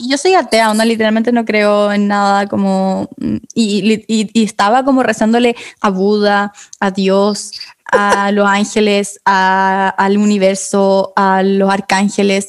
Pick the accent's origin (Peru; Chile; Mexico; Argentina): Chile; nací en Chile